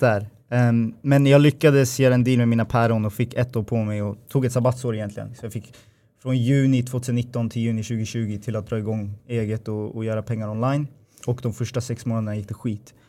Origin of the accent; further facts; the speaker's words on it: Upplands Väsby, Stockholm County, Sweden; also born or lived in Gävle; jag åkte hem från Gävle till eh, Väsby, där jag kommer ifrån